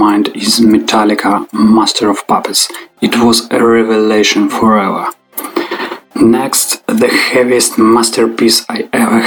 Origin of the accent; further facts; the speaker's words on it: Krasnoyarsk, Krasnoyarsk Krai, Russia; Krasnoyarsk, my hometown.